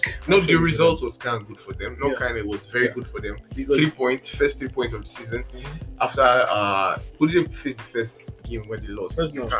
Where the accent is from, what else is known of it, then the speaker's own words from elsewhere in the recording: Nigeria; I was from Nigeria.